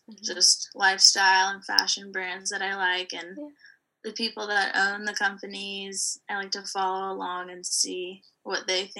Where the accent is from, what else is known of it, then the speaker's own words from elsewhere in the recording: Savannah, Georgia, United States; I actually went to high school at Savannah Arts, so I grew up in Savannah